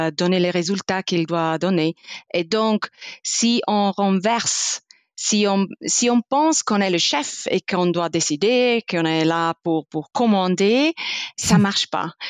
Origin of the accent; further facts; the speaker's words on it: Italy; French is a second language; moved away; je suis italienne, je suis née en sud dans le Dolomite